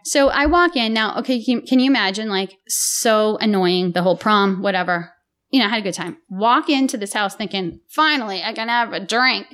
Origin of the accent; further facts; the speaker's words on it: Lowell, Massachusetts, United States; also born or lived in Billerica, Massachusetts; So I hail from Billerica, Massachusetts until I was eleven. And then my father, against his brother-in-law's wishes, moved my family to Lowell